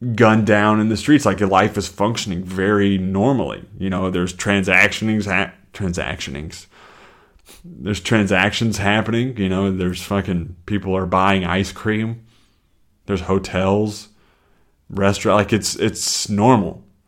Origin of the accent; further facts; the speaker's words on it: the South, United States; now in Chicago, United States; I'm from the South